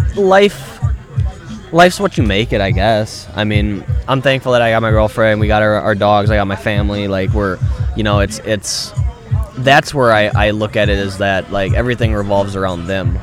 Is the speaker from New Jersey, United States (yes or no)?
no; Milwaukee, Wisconsin, United States; I'm from Milwaukee, Wisconsin